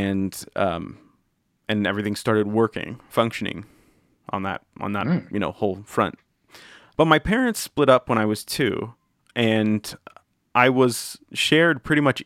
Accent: Southern California, United States; now in Nashville, United States; I'm from California. I live in Nashville now, but I originally am from California, Southern California

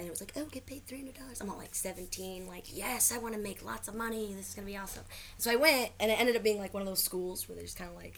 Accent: Michigan, United States; now in Long Beach, United States; I'm from Michigan

